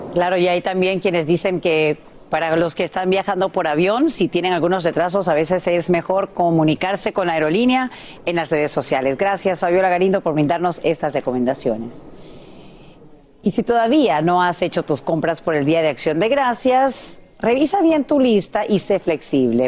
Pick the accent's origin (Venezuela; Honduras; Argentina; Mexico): Honduras; moved away; estamos muy orgullosos como hondureños